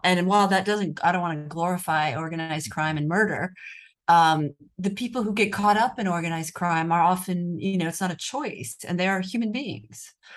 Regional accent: United States; accent: American; moved away as an adult; now in Rome, Italy; my American accent

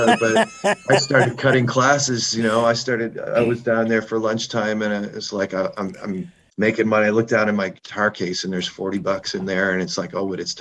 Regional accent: Halifax, Nova Scotia, Canada; moved away; my hometown, Halifax, Nova Scotia

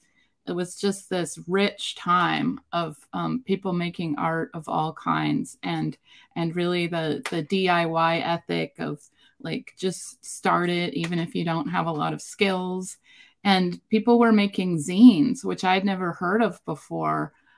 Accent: Seattle, Washington, United States; moved back to Seattle, which is my hometown

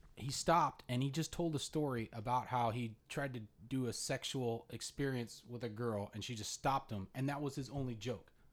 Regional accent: Ocala, Florida, United States; I'm from Ocala, original Ocala bad boy

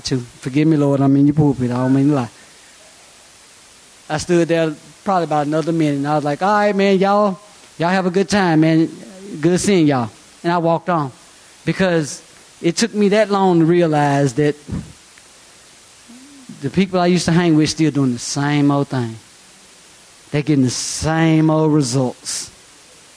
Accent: Rock Island, United States; I'm from Rock Island. I've been there 40 years, off and on.

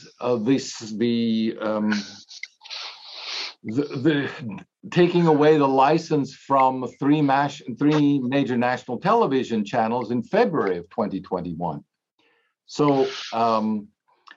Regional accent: Germany; moved away; I grew up, I'm just over 60, but I grew up in Europe, in Germany

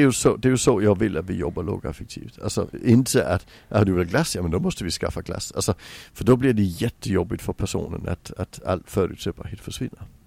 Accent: Sweden; also born or lived in England; som svensk

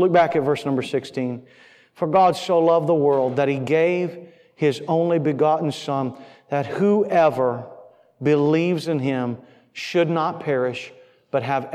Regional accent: Florida, United States; moved away; I grew up in Florida.

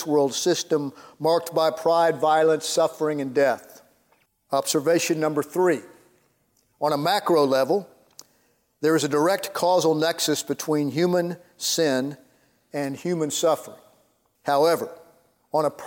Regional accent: Houston, Texas, United States; born or raised there

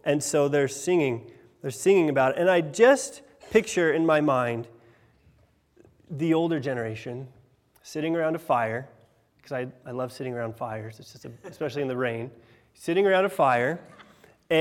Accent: Washington, United States; now in England; I'm from Washington State

